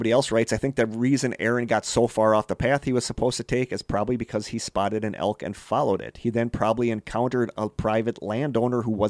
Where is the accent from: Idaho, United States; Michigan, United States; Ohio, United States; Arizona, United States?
Idaho, United States; Yes, I know. I'm from that area. I'm from I'm from Idaho.